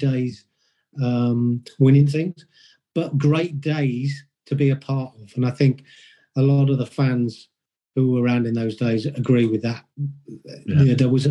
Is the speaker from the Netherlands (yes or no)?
no; Oxford, South East England, United Kingdom; I came from Oxford. So as a kid, you go and watch Oxford United play